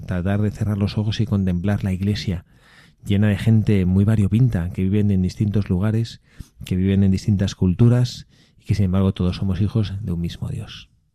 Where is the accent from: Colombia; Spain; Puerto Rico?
Spain; el Valfredo y yo que somos españoles